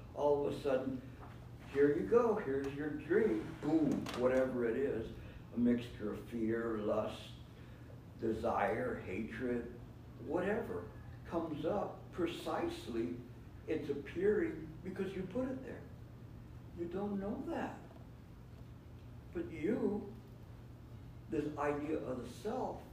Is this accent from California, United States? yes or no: yes; California, United States; I come from California